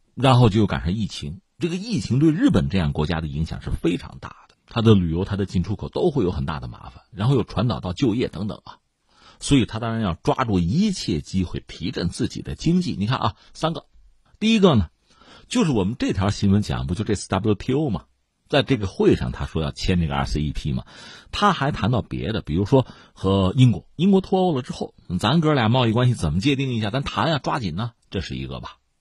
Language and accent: Chinese; China; 这我们中国人很熟这套东西嘛